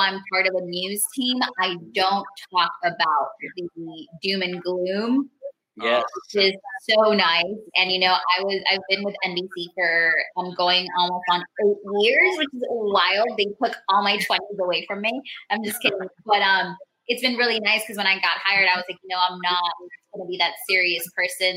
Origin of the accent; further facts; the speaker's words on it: Miami Lakes and Miramar, Florida, United States; also born or lived in Bogota, Colombia; I was raised in between like Miami Lakes and Miramar, and then was in Broward